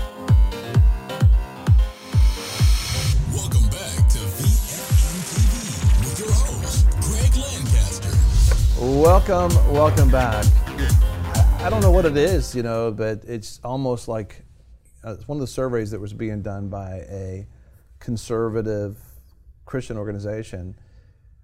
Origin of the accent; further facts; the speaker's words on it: United States; being born in America